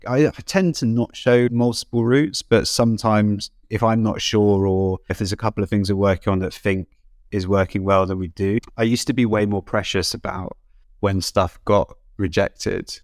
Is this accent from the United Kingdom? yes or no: yes; United Kingdom; I'm British.